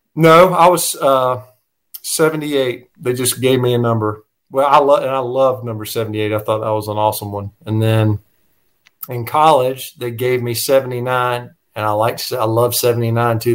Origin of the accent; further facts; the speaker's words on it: Tucker, Georgia, United States; also born or lived in Gwinnett County, Georgia; we we grew up in Tucker, so um, Tucker High School was pretty darn good